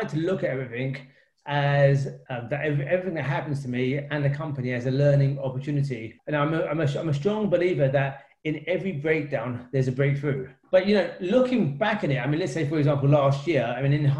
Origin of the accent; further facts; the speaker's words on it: London, United Kingdom; I grew up in East London with my three siblings